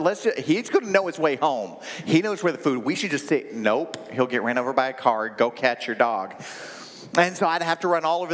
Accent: Oklahoma, United States; I grew up in Oklahoma

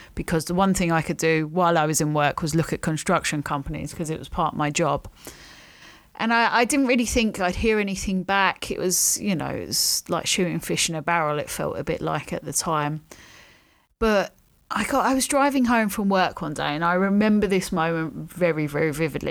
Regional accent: London, United Kingdom; also born or lived in Stockton-on-Tees, England; So at the time, we lived in a flat in Charlton. Um, we then moved to another flat in Blackheath.

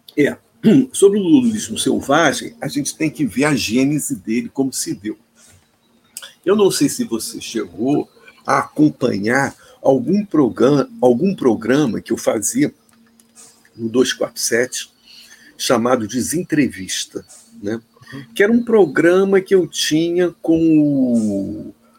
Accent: Rio de Janeiro, Brazil; Eu sou carioca

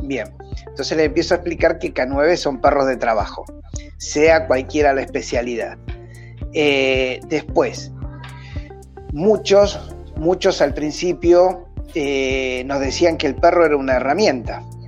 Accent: Argentina; soy argentino, vivo en Buenos Aires

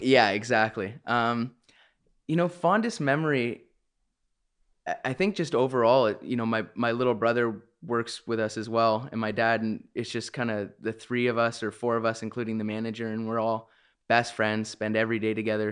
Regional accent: Canada; being a Canadian

